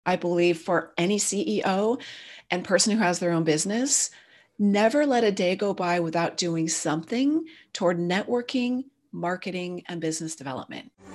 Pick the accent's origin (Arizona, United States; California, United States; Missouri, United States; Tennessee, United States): California, United States; Silicon Valley; My dad was an early semiconductor guy, so I grew up in Silicon Valley.